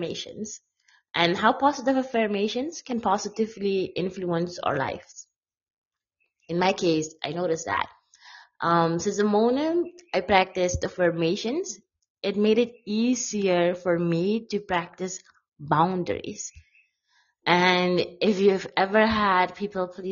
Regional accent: Suriname; I'm a blogger from Suriname, South America.

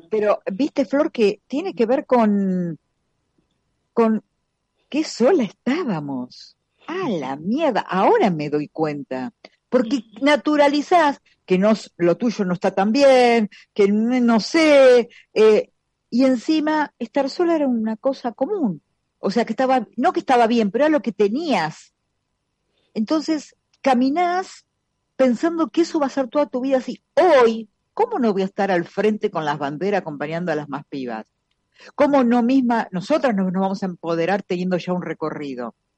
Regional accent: La Plata, Buenos Aires Province, Argentina; soy de La Plata

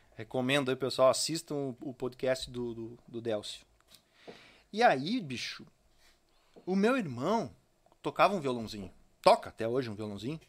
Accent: São Francisco de Paula, Rio Grande do Sul, Brazil; also born or lived in Novo Hamburgo; now in Estância Velha, Brazil; Eu sou de São Francisco de Paula. Então é muito forte isso na minha família e no meio em que eu me criei

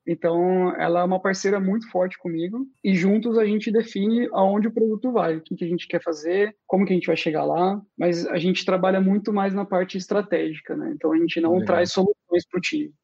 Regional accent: Brazil; moved away as an adult; now in Austria; eu sou do Brasil

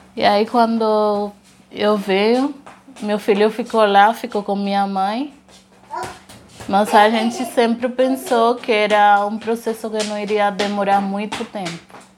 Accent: Haiti; Portuguese is a second language; moved away as an adult; also born or lived in Dominican Republic; now in Brazil; Eu sou de Tomasic.

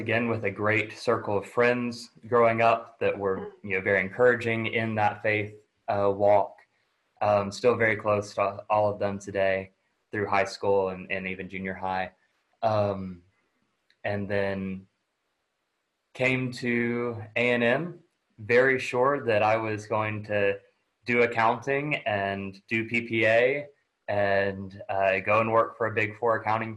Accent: near Tyler, East Texas, United States; moved away; grew up in relatively small town in East Texas, right outside of Tyler

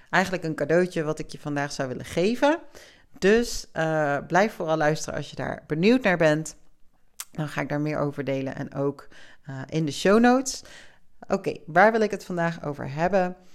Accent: South Africa; born there; also born or lived in Spain; Dat ik ben in Zuid-Afrika geboren. Ik heb in Spanje gewoond. Ik ben veel verhuisd in mijn leven.

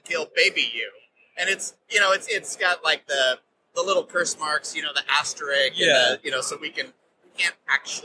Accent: United States; as an American

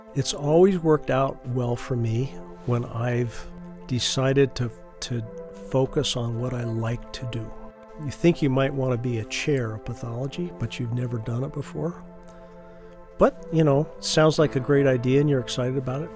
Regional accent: Cheyenne, Wyoming, United States; moved away; growing up in Cheyenne, Wyoming, 50,000 people

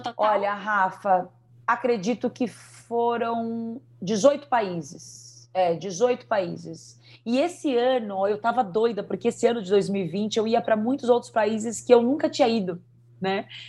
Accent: Brazil; nós somos brasileiras

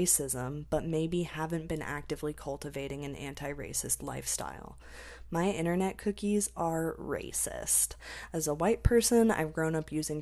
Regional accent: United States; I'm American

